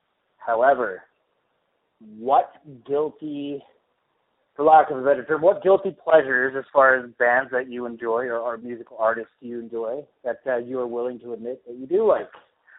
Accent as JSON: {"language": "English", "country": "Canada", "said": "I'm also Canadian."}